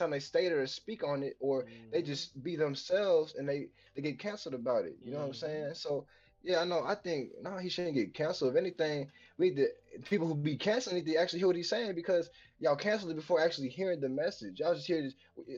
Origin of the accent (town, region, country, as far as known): Nashville, Tennessee, United States; born or raised there